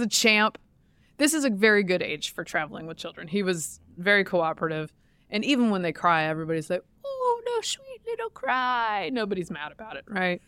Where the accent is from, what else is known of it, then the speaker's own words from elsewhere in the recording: the South, Southern United States, United States; now in Washington, D.C., United States; I, as a Southerner